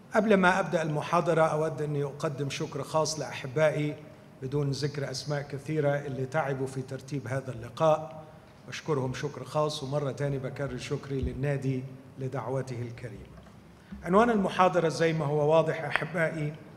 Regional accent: Egypt; إحنا عندنا في مصر

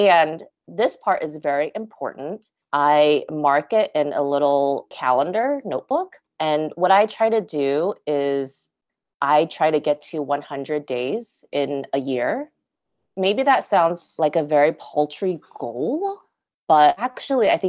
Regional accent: Los Angeles, California, United States; also born or lived in Las Vegas, Nevada; settle back into LA where I'm from

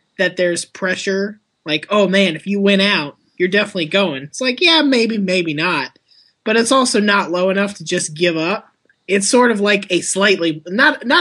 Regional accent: Florida, United States; I'm from Florida

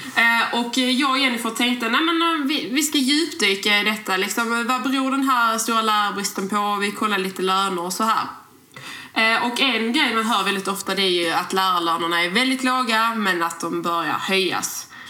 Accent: Skåne, Sweden; accent: broad Scanian (grov skånska); vi pratar väldigt grov skånska. eh, och, och, det är ju väldigt svårt att ändra på Eh, för vi är ju skåningar

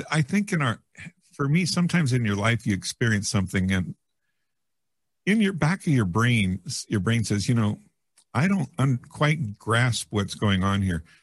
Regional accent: Yreka, California, United States; Yreka, California, almost in oh, Oregon.

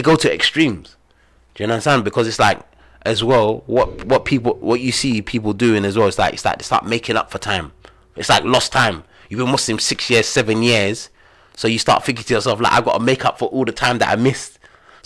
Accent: London, United Kingdom; also born or lived in Gambia / Egypt; being black, growing up in London

